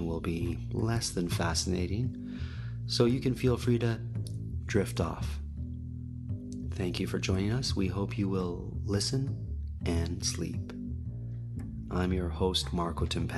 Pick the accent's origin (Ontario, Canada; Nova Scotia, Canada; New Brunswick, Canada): Ontario, Canada; Toronto; I'm from Toronto.